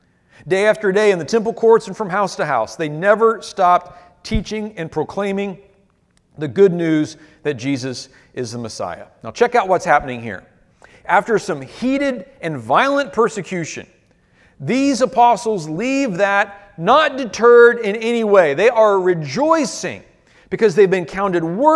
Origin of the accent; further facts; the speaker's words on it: United States; Our Achilles heel as American Christians